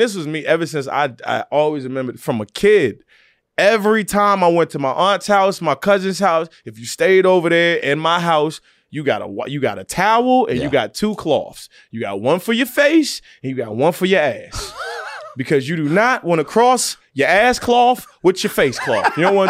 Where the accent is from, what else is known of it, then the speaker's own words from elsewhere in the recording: Virginia, United States; I always wanted to be on SNL. I did. I wanted to be up there. I didn't know how to get there. I was from Virginia.